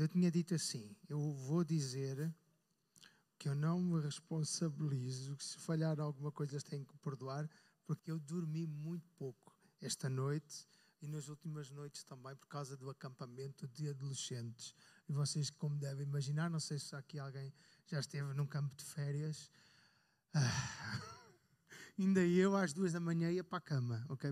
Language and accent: Portuguese; North, Portugal; Eu sou do Norte